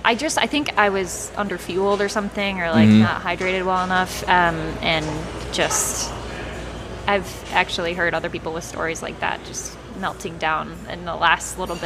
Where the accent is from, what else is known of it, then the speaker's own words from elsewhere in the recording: Croswell, Michigan, United States; So I was raised, born and raised in Croswell, was there all through my, K through 12 experience.